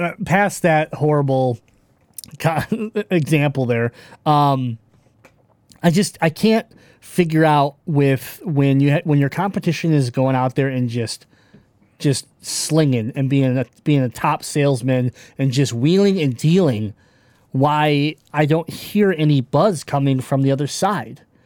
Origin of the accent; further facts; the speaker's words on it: Michigan, United States; I'm from Michigan. We're from Michigan.